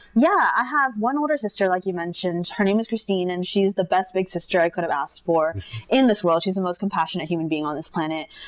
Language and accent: English; Irvine, California, United States; moved away as an adult; also born or lived in Philadelphia / New York City; I grew up in Irvine.